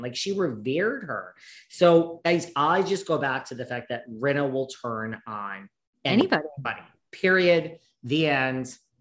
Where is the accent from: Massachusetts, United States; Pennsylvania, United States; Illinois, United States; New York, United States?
New York, United States; I'm a New Yorker